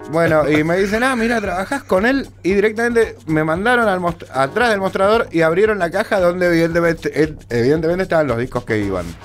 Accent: Argentina; Soy argentina

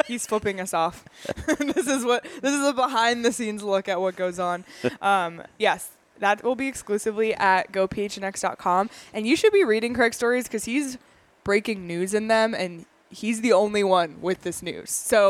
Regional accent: Canada; No, like, and I say that as a Canadian. I really do.

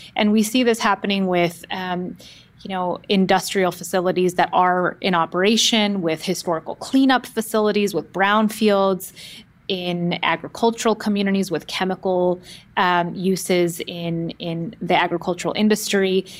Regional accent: Oakland, California, United States; I grew up in the Bay Area and the San Francisco Bay Area, specifically in the East Bay in Oakland

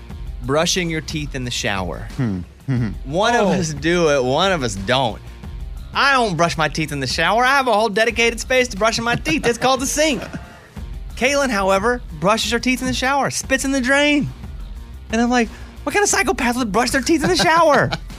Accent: Arkansas, United States; And growing up in Arkansas, we had them everywhere.

